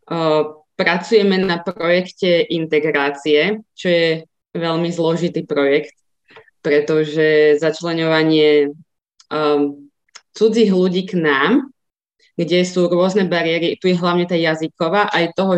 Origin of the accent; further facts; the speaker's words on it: Ružomberok, Žilina Region, Slovakia; moved away as an adult; now in Bratislava, Slovakia; pochádzam z Ružomberka, kde v podstate od roku 2009 pôsobím